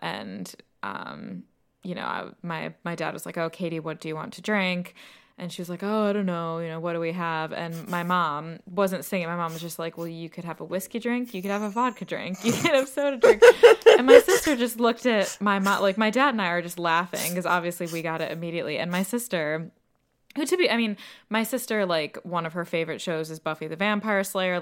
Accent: United States; moved away as an adult; now in United Kingdom; as an American, I grew up

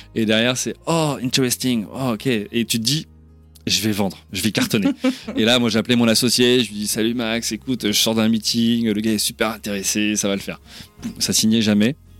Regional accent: France; moved away as an adult; je suis bien français

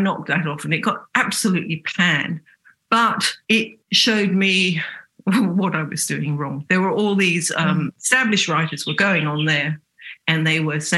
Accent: England, United Kingdom; accent: English; moved away as an adult; also born or lived in Sydney, Australia; I haven't got rid of my English accent

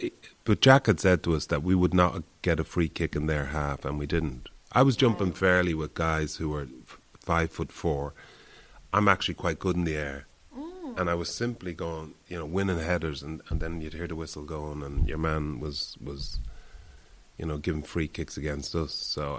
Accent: Ireland; I'm Irish

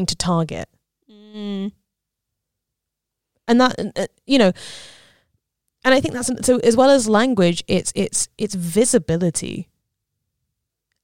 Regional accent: Southampton, South East England, United Kingdom; the one that was near me, which was Southampton Uni

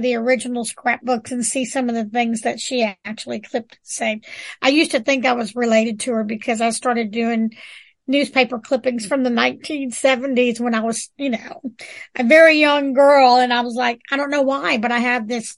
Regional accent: New Orleans, Louisiana, United States; now in Natchitoches, United States; That's my hometown.

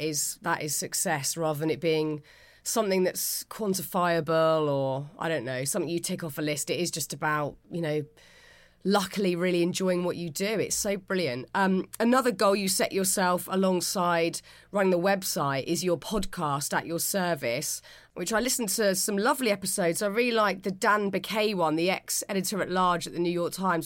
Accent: Pinner, London, United Kingdom; we're both from Pinner

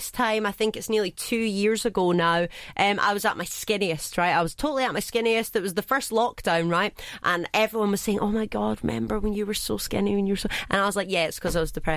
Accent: Scotland, United Kingdom; now in Dubai, United Arab Emirates

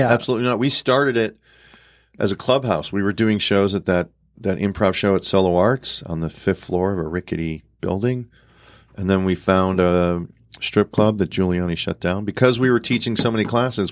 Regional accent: Chicago, Illinois, United States; moved away as an adult; also born or lived in New York; now in Los Angeles, United States; I'm from Chicago, so that was my home, and I have a very you know pretty close family, and all my siblings are still there

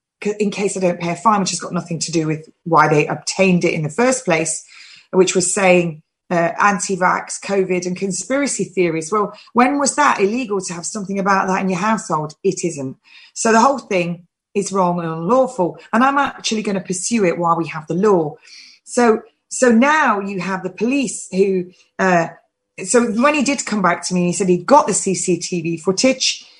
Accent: England, United Kingdom; I am English and I'm proud to be English.

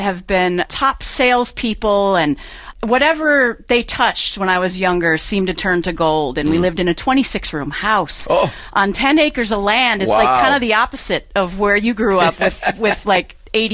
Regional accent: Cumberland, Rhode Island, United States; now in Southern California, United States; I did not grow up in Southern California. I grew up in Cumberland, Rhode Island.

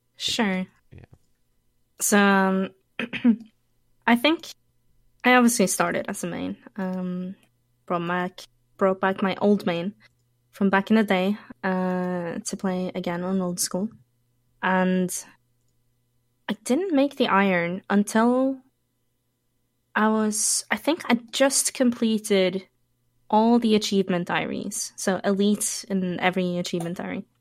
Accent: Norway; I was born in Norway.

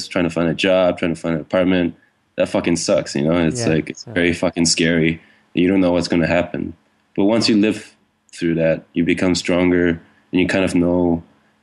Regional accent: Hawaii, United States; now in Berlin, Germany; when I was growing up in Hawaii

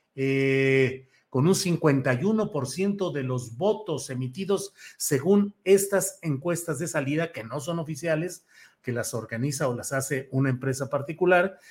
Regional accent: Torreón, Coahuila, Mexico; moved away; also born or lived in Guadalajara; Yo nací en Torreón, Coahuila

